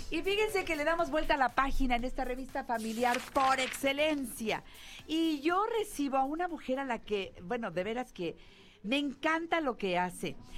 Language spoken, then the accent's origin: Spanish; Mexico; siendo mexicano